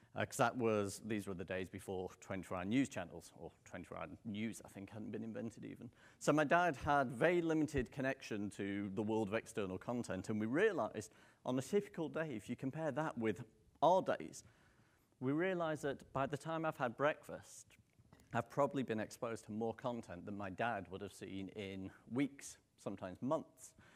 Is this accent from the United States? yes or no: no; United Kingdom; accent: British; moved away; you could probably tell from the accent I'm not local. Um, I'm British